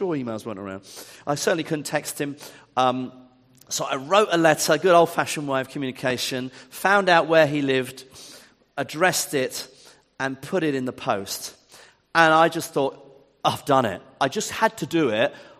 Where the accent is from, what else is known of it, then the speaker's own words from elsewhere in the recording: Ipswich, East of England, United Kingdom; also born or lived in Eastbourne / Wimbledon; now in Worthing, United Kingdom; I'm from Ipswich. That's my hometown.